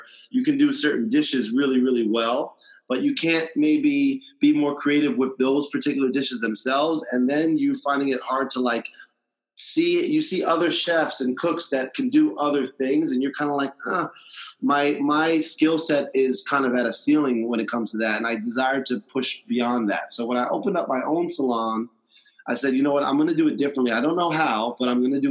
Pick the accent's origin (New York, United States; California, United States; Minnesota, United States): New York, United States; I'm from New York, born and raised